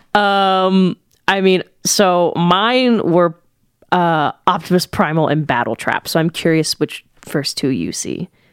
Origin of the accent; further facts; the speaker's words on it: United States; I'm American